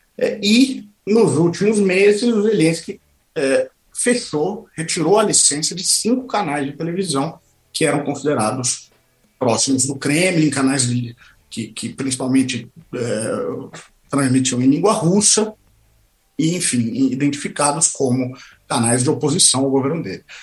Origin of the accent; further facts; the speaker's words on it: Brazil; moved away as an adult; now in Moscow, Russia; nós, como brasileiros